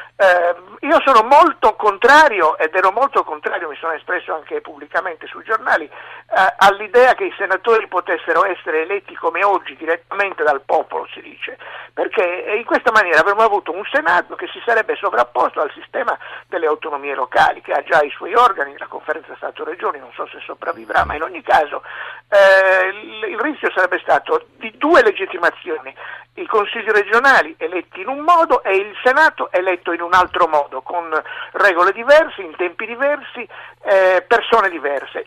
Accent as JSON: {"language": "Italian", "region": "Sardinia", "country": "Italy", "said": "io da sardo e da autonomista"}